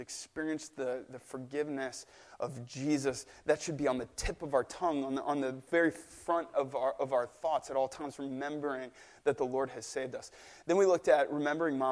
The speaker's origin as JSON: {"language": "English", "town": "St. Louis", "region": "Missouri", "country": "United States", "moved": "yes", "said": "I'm from St. Louis, Missouri. That's where my family's from. So I only make it back to St. Louis once or twice a year"}